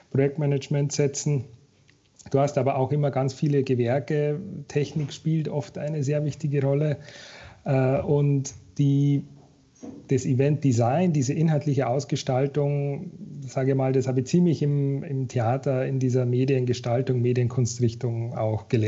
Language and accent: German; Regensburg, Bavaria, Germany; Und zwar habe ich angefangen, ähm, in Regensburg, da komme ich eigentlich her, da aus Bayern, äh, bei einem Steuerbüro.